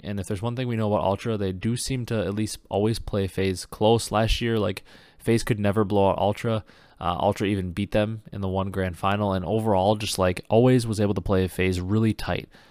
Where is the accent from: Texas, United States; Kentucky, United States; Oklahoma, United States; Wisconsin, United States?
Wisconsin, United States; I've lived in Wisconsin my whole life